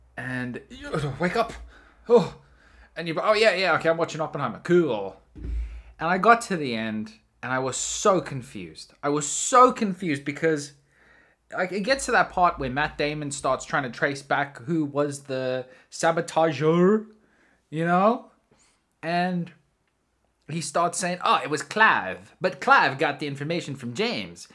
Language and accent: English; South Africa; I'm from South Africa